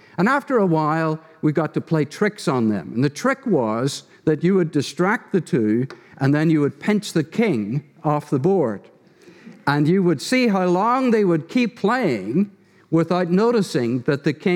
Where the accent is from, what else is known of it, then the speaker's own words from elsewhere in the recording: Derry, Northern Ireland, United Kingdom; moved away; my wife Donna and I are from Ireland, from the town of Derry.